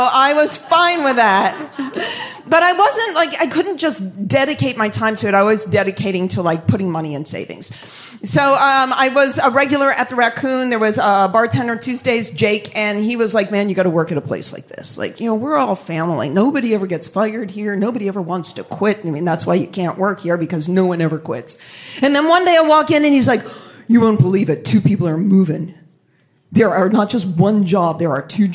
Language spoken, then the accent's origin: English; Boston, Massachusetts, United States; moved away; I'm from Boston. I move here